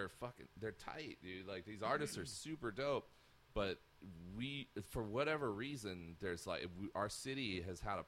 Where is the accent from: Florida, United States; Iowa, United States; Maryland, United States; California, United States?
California, United States; Sacramento; I'm born and raised in Sacramento.